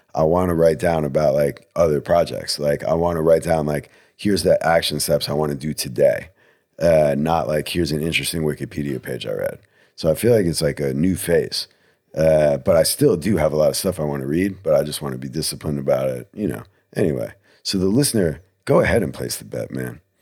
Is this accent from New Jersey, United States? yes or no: yes; New Jersey, United States; I'm from New Jersey